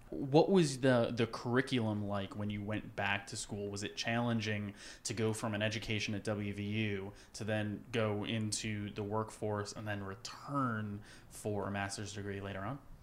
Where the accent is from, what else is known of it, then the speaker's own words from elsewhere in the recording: West Virginia, United States; I'm coming from West Virginia.